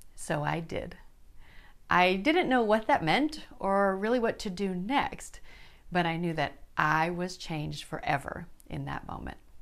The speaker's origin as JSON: {"language": "English", "town": "Yankton", "region": "South Dakota", "country": "United States", "tie": "born or raised there", "moved": "yes", "lives_now": "Arkansas, United States", "said": "I was born and raised in Yankton, South Dakota, my dad's hometown."}